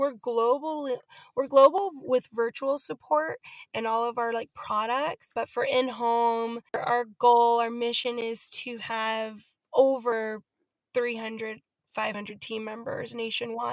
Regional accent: California, United States; now in Arizona, United States; I live in Arizona now. I'm originally from California

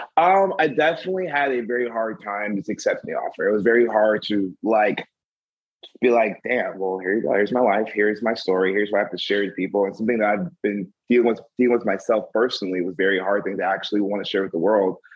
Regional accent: the South, United States; being African American in the South

